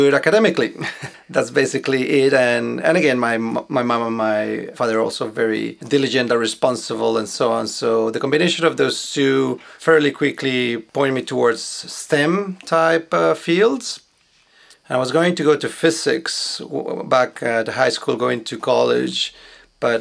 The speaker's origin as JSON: {"language": "English", "town": "Bogota", "region": "Bogotá", "country": "Colombia", "tie": "born or raised there", "moved": "yes", "said": "I was born in Colombia, in Bogota, and it was a very nice environment that we had"}